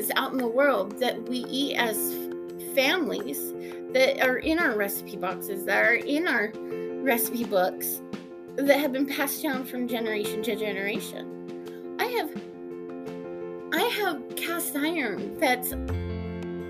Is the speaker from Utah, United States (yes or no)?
yes; Utah, United States; I am from Utah. I live in Ogden.